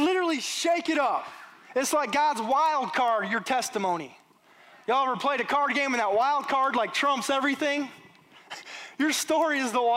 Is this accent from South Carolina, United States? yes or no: no; Michigan, United States; moved away as an adult; now in Alabama, United States; I'm from Michigan